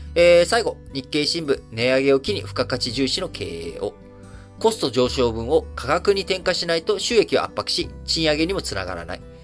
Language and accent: Japanese; Japan; 我々日本人というのは